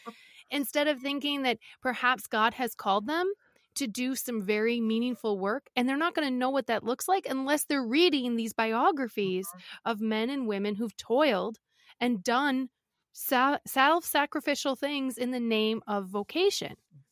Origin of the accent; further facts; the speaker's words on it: Green Bay, Wisconsin, United States; Now, I'm from Green Bay, Wisconsin.